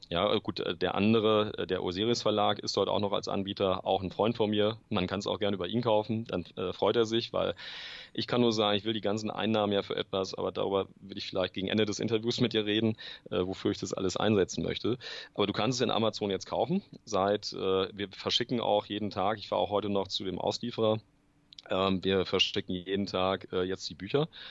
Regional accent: Germany; als Deutscher

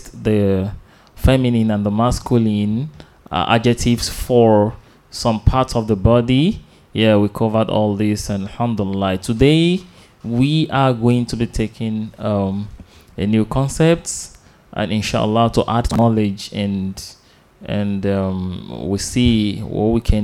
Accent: Nigeria; our country, Nigeria

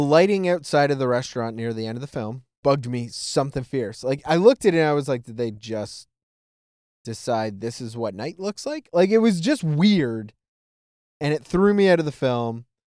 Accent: Toronto, Ontario, Canada; I grew up around in Toronto, it's very multicultural

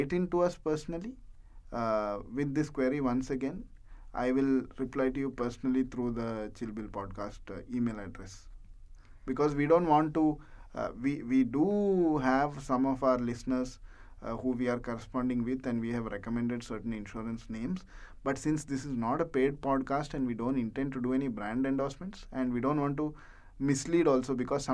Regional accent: India; moved away as an adult; now in United Arab Emirates; I am from India, and now I am working in UAE

